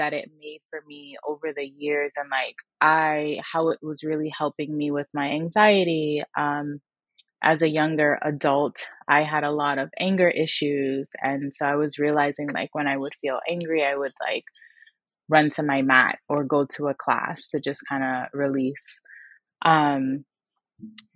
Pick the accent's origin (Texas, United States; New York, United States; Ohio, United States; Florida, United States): Florida, United States; Miami; I'm from Miami, Florida, born and raised.